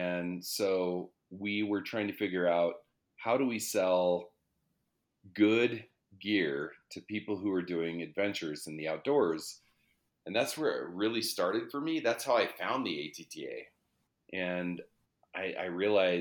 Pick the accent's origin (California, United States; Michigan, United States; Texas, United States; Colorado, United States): Colorado, United States; also born or lived in Denver, Colorado; I grew up in the mountains in Colorado. So my parents released my brother and I. We moved from Denver